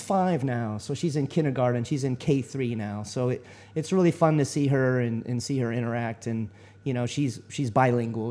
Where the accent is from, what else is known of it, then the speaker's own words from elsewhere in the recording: Texas, United States; moved away as an adult; I was born and raised in Texas and um, I ended up, uh, you know, I lived there all my life